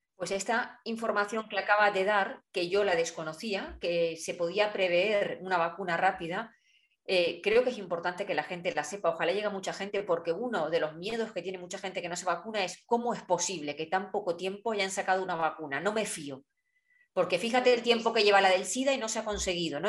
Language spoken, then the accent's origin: Spanish; Spain; los españoles